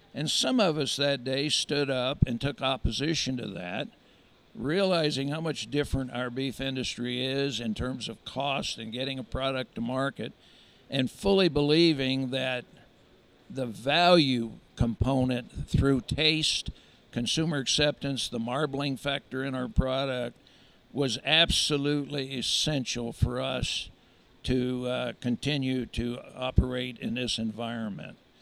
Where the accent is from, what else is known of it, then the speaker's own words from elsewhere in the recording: York, Pennsylvania, United States; moved away as an adult; also born or lived in North Platte, Nebraska; now in Lincoln, United States; I actually grew up on a general livestock and crop farm at York, Pennsylvania